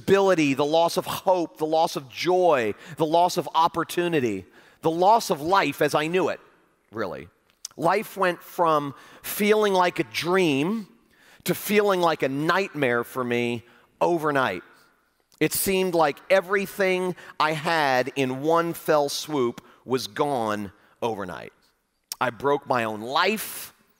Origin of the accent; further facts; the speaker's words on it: Fort Lauderdale, Florida, United States; I was leading a large, famous church in my hometown of Fort Lauderdale, Florida